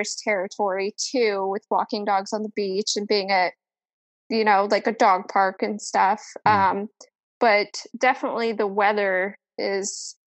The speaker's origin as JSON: {"language": "English", "region": "Colorado", "country": "United States", "moved": "yes", "lives_now": "Florida, United States", "said": "I am originally from Colorado, and it's really cold there."}